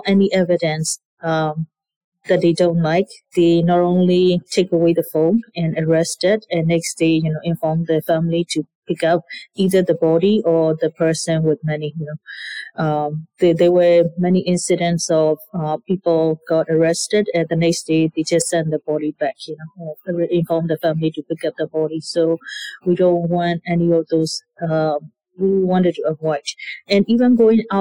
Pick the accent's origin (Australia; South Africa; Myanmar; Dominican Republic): Myanmar; Yangon, Yangon Region; moved away; both of us were born and raised in Yangon